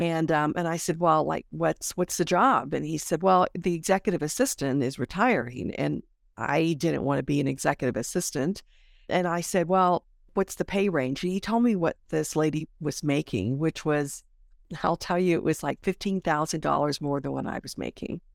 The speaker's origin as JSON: {"language": "English", "town": "Honolulu", "region": "Hawaii", "country": "United States", "moved": "yes", "said": "every time I go back home 'cause I'm from Honolulu"}